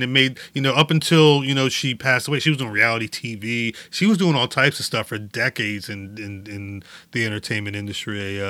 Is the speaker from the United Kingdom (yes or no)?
yes; London, United Kingdom; I'm from London.